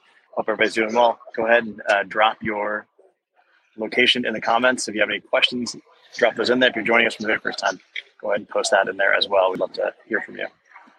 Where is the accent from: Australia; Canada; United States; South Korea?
United States; Arizona; I'm from Arizona